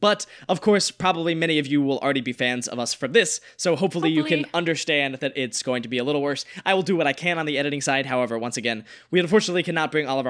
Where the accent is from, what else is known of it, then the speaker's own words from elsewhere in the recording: North Carolina, United States; now in Los Angeles, United States; we are originally from North Carolina, living in LA right now.